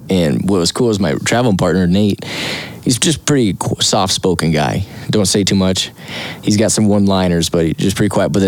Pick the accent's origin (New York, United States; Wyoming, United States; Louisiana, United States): Wyoming, United States; I'm from Wyoming